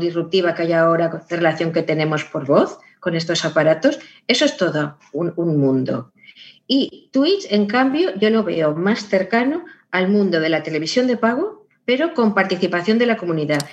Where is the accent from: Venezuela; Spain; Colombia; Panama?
Spain; Valencian Community; como soy valenciana, siempre digo mundo, sonido y río en valenciano